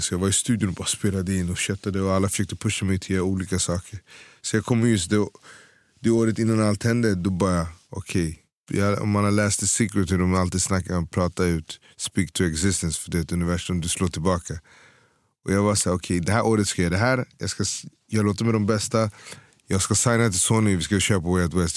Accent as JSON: {"language": "Swedish", "town": "Stockholm", "region": "Stockholm County", "country": "Sweden", "tie": "born or raised there", "said": "Född och uppvuxen i Hässelby"}